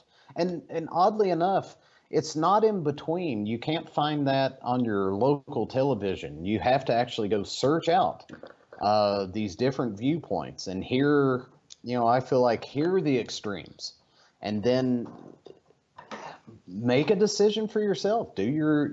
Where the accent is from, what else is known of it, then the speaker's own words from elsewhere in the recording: Eastern Kentucky, United States; moved away; Growing up in Eastern Kentucky, as a poor child